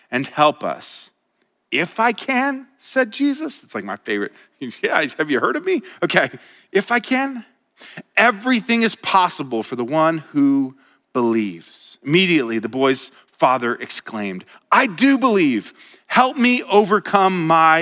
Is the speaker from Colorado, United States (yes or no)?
yes; Colorado, United States; moved away as an adult; now in Montana, United States; I was from Colorado